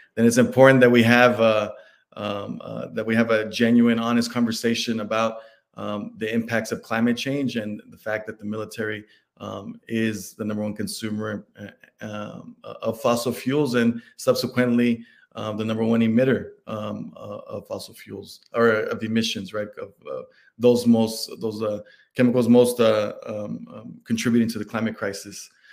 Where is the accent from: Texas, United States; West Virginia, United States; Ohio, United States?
Texas, United States; Dallas; I'm from Dallas, Texas